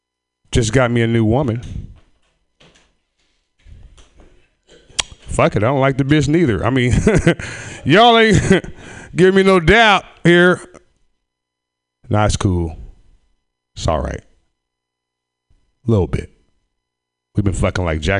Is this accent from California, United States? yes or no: yes; Sacramento, California, United States; raised in Sacramento, in the ghetto